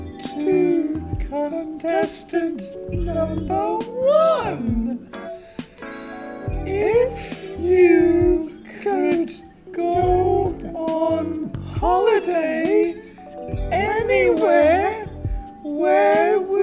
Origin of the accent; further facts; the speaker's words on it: Germany; We're from Germany.